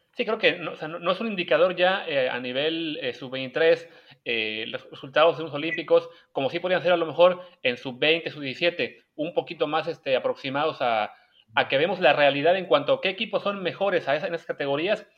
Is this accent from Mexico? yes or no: yes; Mexico; en México de repente nos pasa